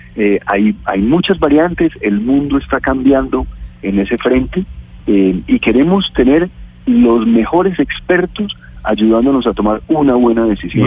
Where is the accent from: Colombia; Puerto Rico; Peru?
Colombia